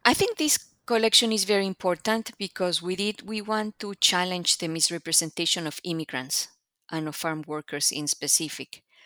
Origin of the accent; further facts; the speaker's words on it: Mexico; moved away as an adult; now in United States; I come from Mexico, and I came to the U S to do a P H D in Latin American Studies.